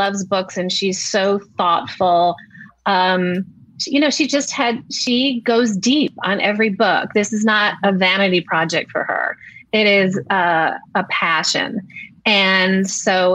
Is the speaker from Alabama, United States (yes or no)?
no; Rochester, New York, United States; I grew up in Rochester, New York